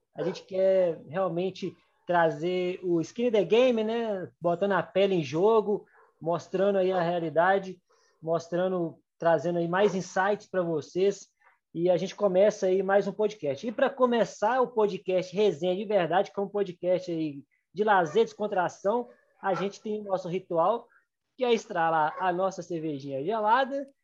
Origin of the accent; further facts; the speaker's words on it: Gouveia, Minas Gerais, Brazil; also born or lived in Belo Horizonte; Sou do interior de Minas, né, de Gouveia, nasci aqui